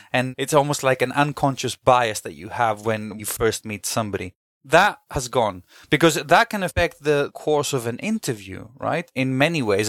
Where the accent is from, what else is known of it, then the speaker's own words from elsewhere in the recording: Greece; now in London, United Kingdom; I also did a local marketing role in Greece, where I'm originally from, 'cause I'm half British, half Greek